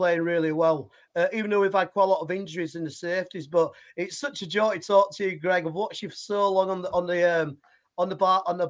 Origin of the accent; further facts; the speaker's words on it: Yorkshire and the Humber, United Kingdom; accent: Yorkshire; my terrible Yorkshire accent